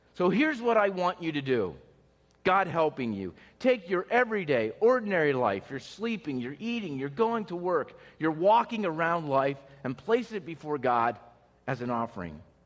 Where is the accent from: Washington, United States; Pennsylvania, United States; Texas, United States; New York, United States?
Pennsylvania, United States; moved away as an adult; I was from a little, you know, town in, in Pennsylvania, had a small house